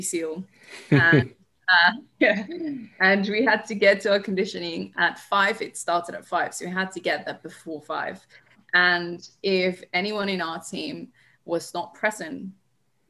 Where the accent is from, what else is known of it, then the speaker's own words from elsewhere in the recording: Colombia; moved away; I'm originally from Colombia, so I started playing the streets of Colombia with my older brother